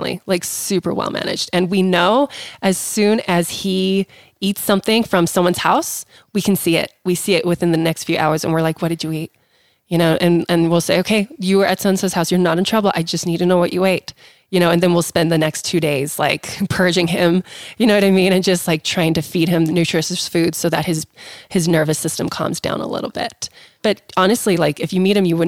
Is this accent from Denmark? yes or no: no; South Africa; moved away; I grew up in South Africa too